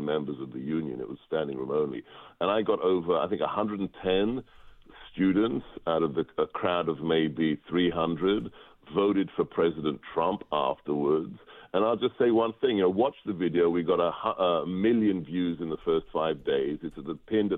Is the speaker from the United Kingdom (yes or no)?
yes; England, United Kingdom; now in United States; I was born and educated in England, and I was in a debate club in high school